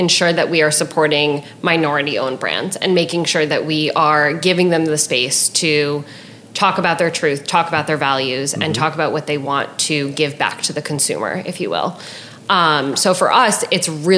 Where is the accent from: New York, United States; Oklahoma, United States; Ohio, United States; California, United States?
New York, United States; I'm from New York